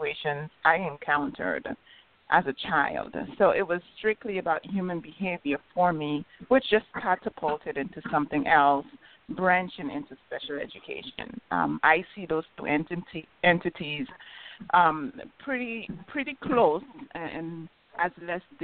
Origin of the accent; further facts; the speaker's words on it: St. Croix, U.S. Virgin Islands; moved away; also born or lived in St. Thomas; I was raised on St. Croix, but I attended UVI on St. Thomas.